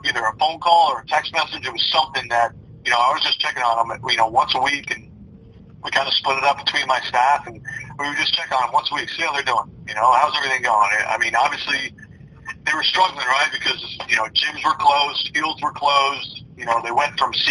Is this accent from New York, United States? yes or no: yes; New York, United States; now in South Carolina, United States; I'm from New York originally